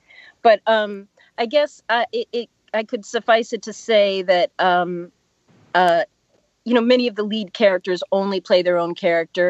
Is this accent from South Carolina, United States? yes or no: no; Pittsburgh, Pennsylvania, United States; moved away as an adult; also born or lived in Washington, D.C. area; I grew up in Pittsburgh, and then I moved to the DC area